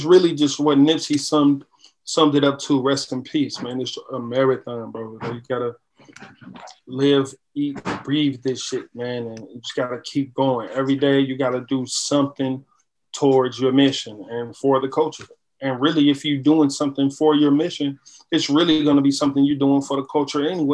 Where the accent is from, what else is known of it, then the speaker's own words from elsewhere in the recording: Detroit, Michigan, United States; I'm from Detroit, man, so like a lot of the music that I grew up on was like soul driven